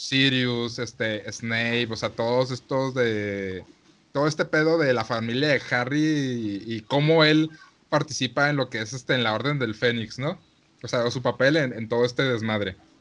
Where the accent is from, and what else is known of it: Mexico